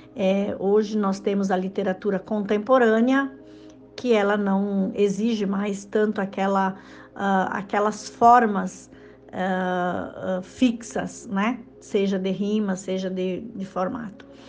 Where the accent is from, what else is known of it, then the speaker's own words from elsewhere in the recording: Rio Grande do Sul, Brazil; moved away as an adult; also born or lived in Mato Grosso / Sinop; now in Lucas do Rio Verde, Brazil; eu sou gaúcha, sou do Rio Grande do Sul e há 10 anos morando em Mato Grosso